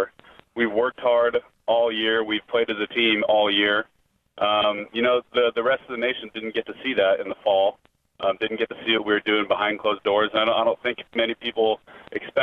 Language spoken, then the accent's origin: English; Lincoln, Nebraska, United States; I grew up in Lincoln